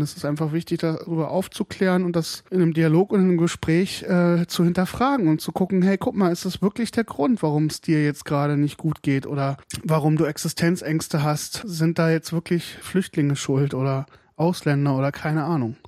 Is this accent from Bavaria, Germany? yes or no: no; Hesse, Germany; now in Brandenburg, Germany; Ich bin, wie gesagt, in Hessen aufgewachsen, also in West, ehemaligen Westdeutschland